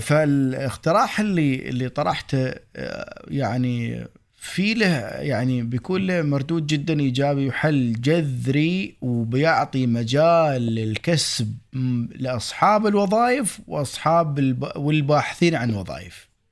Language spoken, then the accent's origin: Arabic; United Arab Emirates; accent: Emirati; احنا نرمس اماراتي